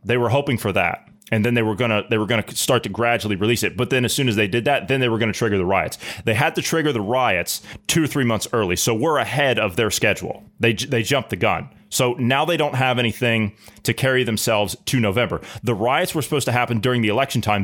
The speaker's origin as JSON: {"language": "English", "country": "United States", "moved": "yes", "lives_now": "Sweden", "said": "as American citizens"}